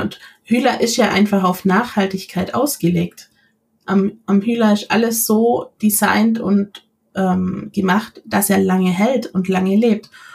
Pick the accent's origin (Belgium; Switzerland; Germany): Germany; near Ulm, Baden-Württemberg; ich komme aus der Nähe von Ulm